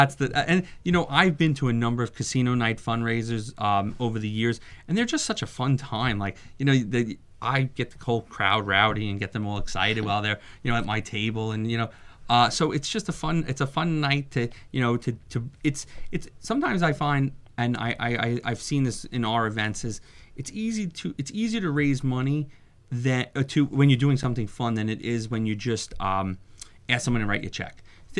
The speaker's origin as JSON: {"language": "English", "region": "New York", "country": "United States", "said": "I came from New York, so a lot of, you know, I have a network of people that, you know, from Long Island"}